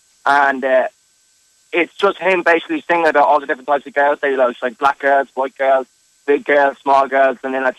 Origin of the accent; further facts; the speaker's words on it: Dublin, Leinster, Ireland; moved away as an adult; now in Lincoln, United States; I'm on the north side of Dublin. I think I said Ireland. But north side of Dublin.